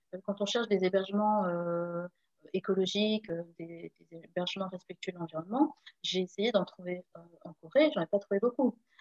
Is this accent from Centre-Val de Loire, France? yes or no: no; Saint-Germain-en-Laye, Île-de-France, France; moved away as an adult; also born or lived in Le Pecq / Carrières-sur-Seine / Rueil-Malmaison; now in Seoul, South Korea; je viens de région parisienne. je suis née à Saint-Germain-en-Laye